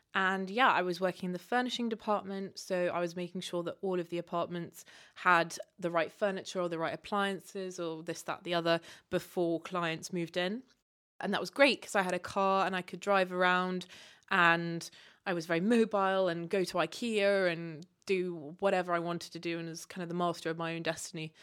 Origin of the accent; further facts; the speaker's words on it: Kenya; moved away as an adult; also born or lived in Uganda / United Kingdom; growing up in Kenya